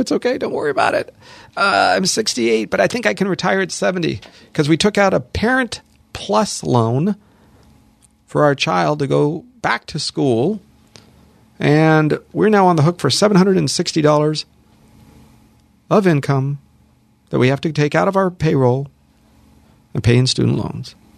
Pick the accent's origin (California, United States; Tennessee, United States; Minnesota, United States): California, United States; Los Angeles; also born or lived in Hollywood; I'm born and raised here, born in Hollywood, raised in the San Fernando Valley, lived here my entire life